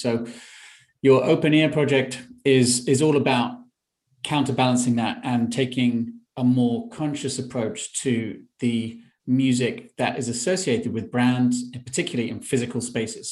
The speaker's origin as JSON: {"language": "English", "region": "London", "country": "United Kingdom", "tie": "born or raised there", "said": "I'm in London, my hometown"}